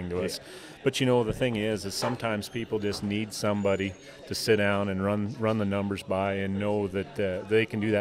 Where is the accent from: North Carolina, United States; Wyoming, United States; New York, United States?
Wyoming, United States; between Buffalo and Gillette, northeastern; moved away as an adult; also born or lived in Bozeman, Montana; now in White Sulphur Springs, United States; I grew up in Wyoming, originally northeastern Wyoming, between Buffalo and Gillette.